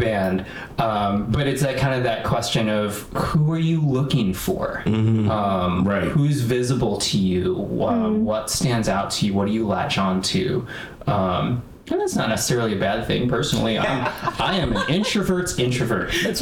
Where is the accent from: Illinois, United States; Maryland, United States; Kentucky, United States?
Illinois, United States; Chicago; also born or lived in Evanston, Illinois; born and raised in the north suburbs of Chicago